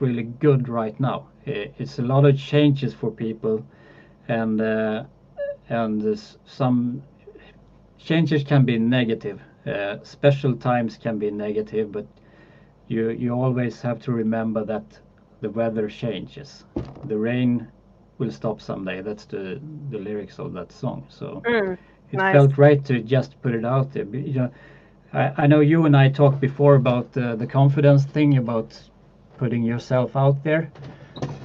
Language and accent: English; Sweden; I'm born in Sweden, so you are right. I'm Swedish